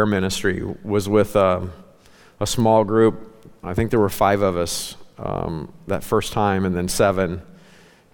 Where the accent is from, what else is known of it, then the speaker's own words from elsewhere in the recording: Ozark Mountains, the Ozarks, United States; moved away; I grew up in the Ozark Mountains, okay? I'm a legit hillbilly. That's how I was raised.